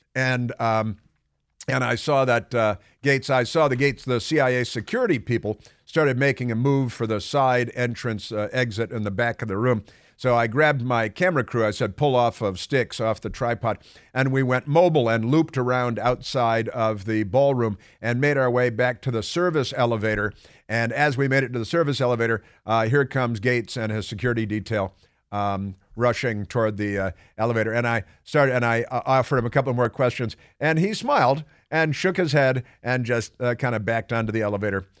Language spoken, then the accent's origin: English; Chicago, Illinois, United States; moved away; I grew up in Chicago